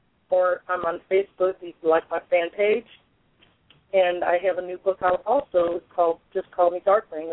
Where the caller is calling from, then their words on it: Tennessee, United States; Northeast Tennessee.